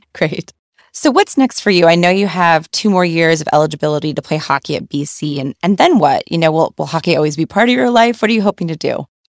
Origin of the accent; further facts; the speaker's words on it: New Hampshire, United States; I grew up in New Hampshire, which hockey's very popular there